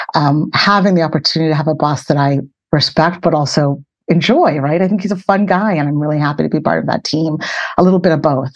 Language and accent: English; Boston, Massachusetts, United States; I grew up in Boston, Massachusetts.